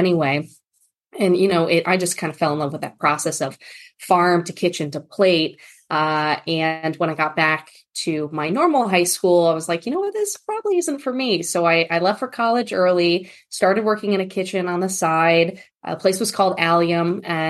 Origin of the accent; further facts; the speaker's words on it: New England, United States; also born or lived in northern Kentucky; now in Kentucky, United States; I'm originally from the East Coast, New England area of the United States